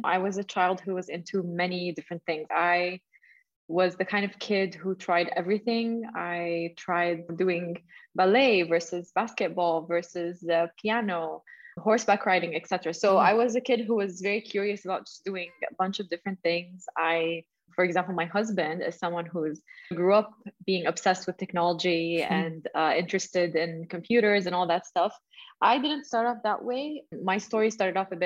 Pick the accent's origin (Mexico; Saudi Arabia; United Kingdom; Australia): Saudi Arabia; I'm based in Saudi Arabia, and I grew up in Saudi, and I continued my university